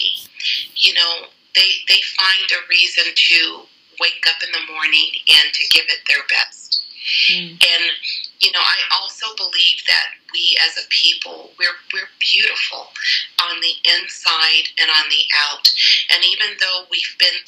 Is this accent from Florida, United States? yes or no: no; Colorado Springs, Colorado, United States; I am a Colorado native. I was born and raised in Colorado Springs